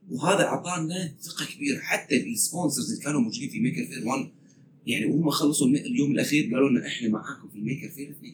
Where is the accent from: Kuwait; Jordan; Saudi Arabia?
Kuwait; قلنا من الكويت